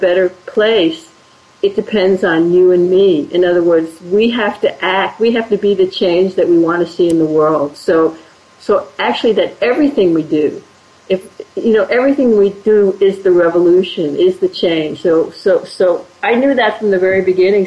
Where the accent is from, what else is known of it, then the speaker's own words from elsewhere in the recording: Washington, District of Columbia, United States; moved away as an adult; I was 18, and I grew up in Washington, D.C.